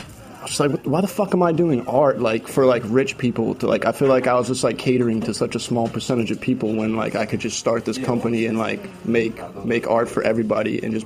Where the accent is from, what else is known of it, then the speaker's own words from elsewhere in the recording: Boston, Massachusetts, United States; I grew up in Boston